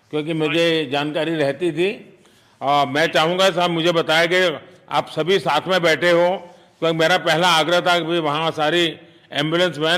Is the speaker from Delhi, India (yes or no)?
no; Uttar Pradesh, India; मिर्जापुर से है चलिए मैं भी यूपी वाला हूँ